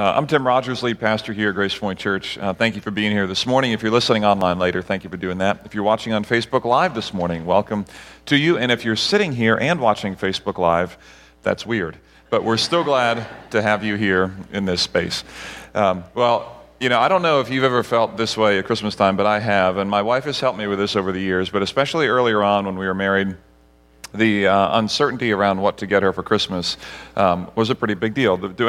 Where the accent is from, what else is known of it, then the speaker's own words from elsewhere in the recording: Barbados; also born or lived in Grenada; Barbados and Grenada, where I grew up as a missionary kid